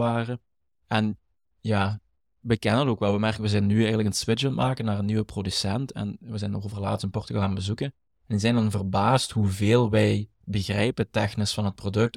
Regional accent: Limburg, Flanders, Belgium; accent: Limburgish; Wij zijn allebei opgegroeid, in, eh, zoals ik daarnet zei, een typisch arbeidersgezin. komen mhm. Ik kom uit Limburg, uit de mijnstreek.

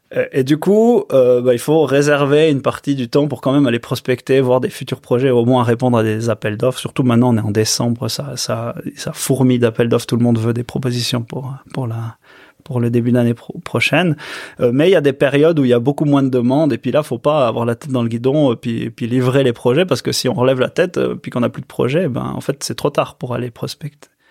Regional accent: Choëx, Valais, Switzerland; je suis né à, à Chouet, donc j'étais à l'école, euh, ben, dans les petites écoles à, Chouet. Ensuite, j'étais à Monté, euh, cycle d'orientation

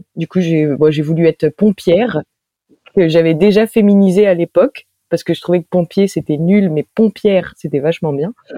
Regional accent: Reims, Grand Est, France; je suis née à Reims

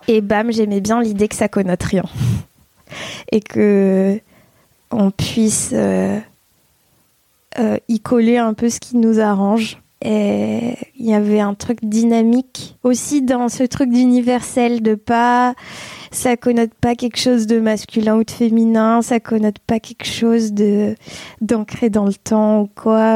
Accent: Provence-Alpes-Côte d'Azur, France; also born or lived in Bordeaux; j'ai déménagé dans la région avec mes parents et ma sœur quand j'avais 8 ans

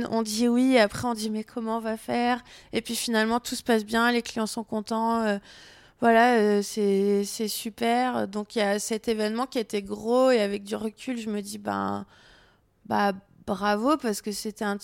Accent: south of France, France; et comme je viens du Sud et je trouve que ça correspond un petit peu

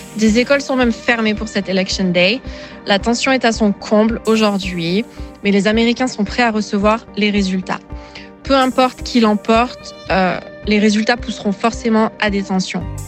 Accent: France; moved away as an adult; now in Atlanta, United States; Je suis française, je suis expatriée aux États-Unis depuis trois ans maintenant.

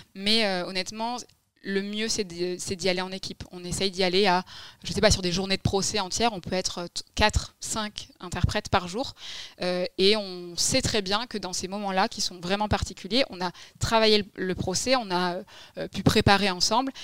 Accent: Libourne, Nouvelle-Aquitaine, France; also born or lived in Massy; je suis très très vite arrivée dans ma région d'origine

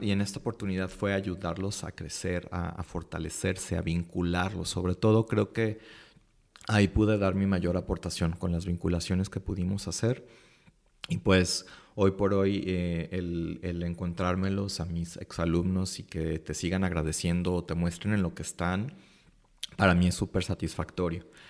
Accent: Guadalajara, Jalisco, Mexico; soy de aquí de Guadalajara, Jalisco.

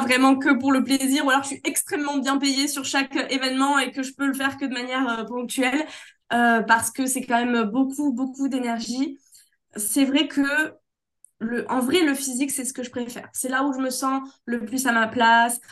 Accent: Corsica, France; Chez moi en Corse

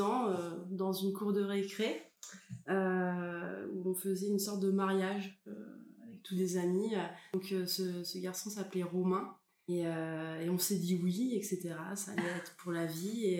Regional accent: France; je suis française

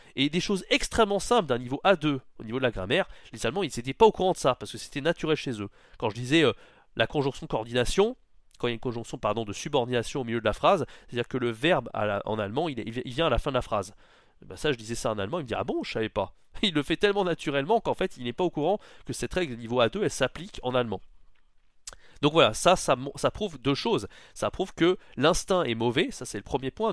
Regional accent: France; first language French; on est français, c'est notre langue maternelle

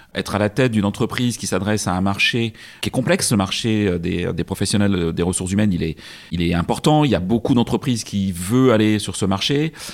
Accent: Brittany, France; je suis de Bretagne

